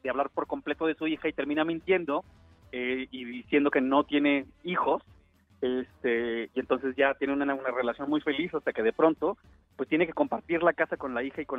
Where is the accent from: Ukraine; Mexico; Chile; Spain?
Mexico; born there; yo nací en México y soy mexicano y ya